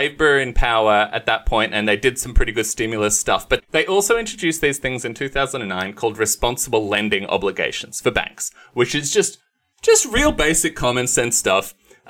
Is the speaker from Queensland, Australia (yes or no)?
no; Ballarat, Victoria, Australia; I grew up in Ballarat, there was.